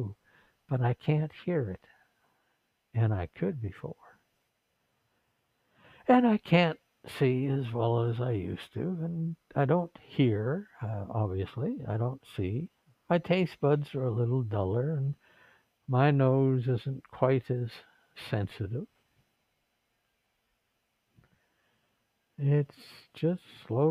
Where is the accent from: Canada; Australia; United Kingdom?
Canada; Vancouver, British Columbia; now in Philippines; They said, where were you born? I said, Vancouver. They said, what province? BC, check. Country, Canada, check.